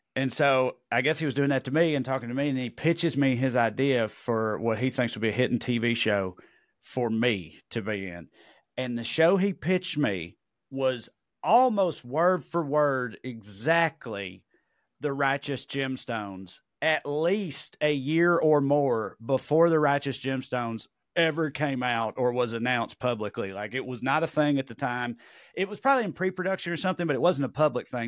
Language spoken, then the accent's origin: English; Tennessee, United States; accent: Tennessee; heard my accent, where he from, oh, Tennessee